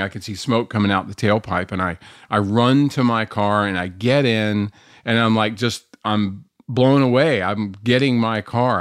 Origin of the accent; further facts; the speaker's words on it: North Carolina, United States; I grew up here in North Carolina for the most part